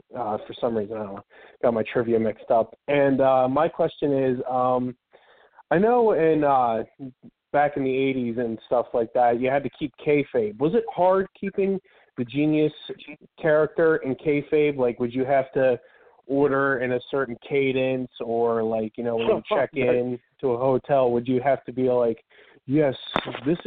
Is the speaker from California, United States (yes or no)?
no; Westville, New Jersey, United States; I'm from Westville, New Jersey